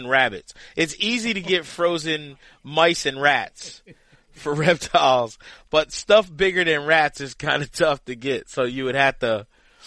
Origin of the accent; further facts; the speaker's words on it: Lancaster, Pennsylvania, United States; moved away; my hometown.